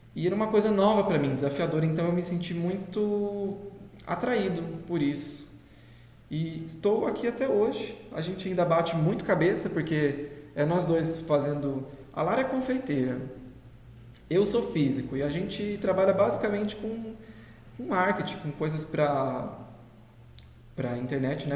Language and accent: Portuguese; José Bonifácio, São Paulo, Brazil; moved away as an adult; also born or lived in Portugal; now in São José do Rio Preto, Brazil; Sou de José Bonifácio, que é uma cidade aqui próxima. Então, cresci, nascido e crescido numa cidade pequenininha